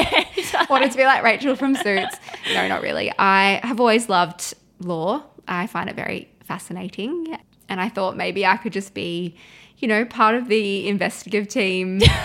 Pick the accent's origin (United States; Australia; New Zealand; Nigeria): Australia; Adelaide, South Australia; moved away as an adult; I am 34 years old. I'm 35 in August. I'm originally from Adelaide.